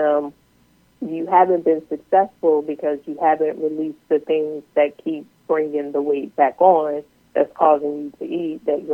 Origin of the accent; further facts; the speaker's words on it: Louisiana, United States; growing up in Louisiana, it's a lot of obesity and chronic illnesses